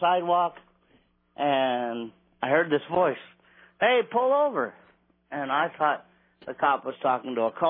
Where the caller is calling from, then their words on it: Gresham, Oregon, United States; I'm calling from Gresham, Oregon.